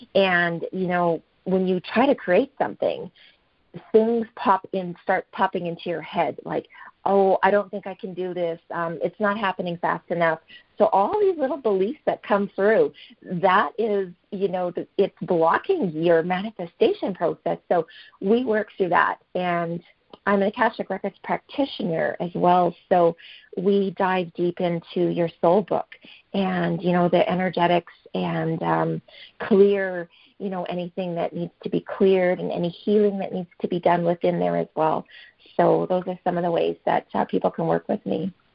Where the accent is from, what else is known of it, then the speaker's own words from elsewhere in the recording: Fort Saskatchewan, Alberta, Canada; I'm from Fort Saskatchewan, Alberta, Canada